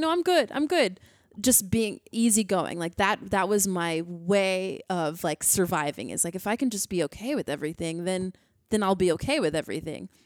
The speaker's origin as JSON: {"language": "English", "country": "United States", "said": "I'm an American."}